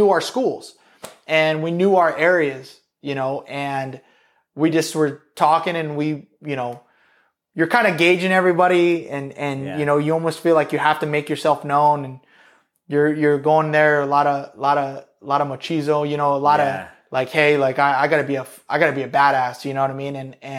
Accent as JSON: {"language": "English", "region": "East Coast", "country": "United States", "said": "I'm from the East Coast, so I'm going back to the East Coast."}